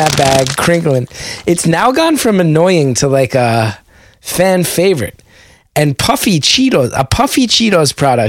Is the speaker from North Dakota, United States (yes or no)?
no; West Orange, New Jersey, United States; a bunch of goons who grew up in West Orange together